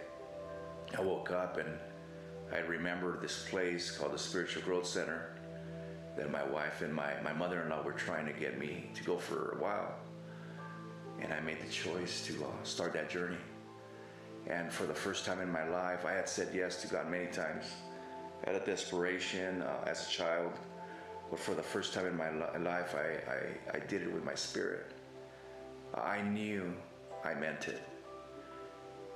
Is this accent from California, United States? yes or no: yes; Los Angeles, California, United States; moved away; also born or lived in Oregon / Texas; I grew up in the San Fernando Valley in Los Angeles, California